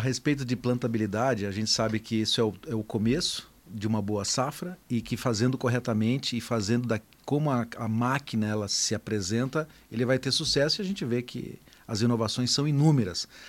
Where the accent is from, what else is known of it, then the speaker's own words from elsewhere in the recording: Taquaritinga, São Paulo, Brazil; eu sou lá de, de Taquaritinga, né? Então aprendi a dirigir em cima de um trator